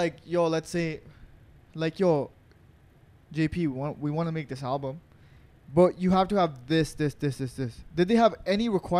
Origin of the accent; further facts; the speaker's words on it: Montreal, Quebec, Canada; we're from Montreal.